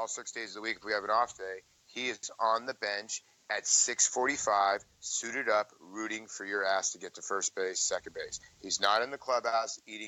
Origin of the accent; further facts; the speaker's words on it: Arizona, United States; also born or lived in Brooklyn, New York; I was born in Brooklyn. I moved to Arizona when I was a young kid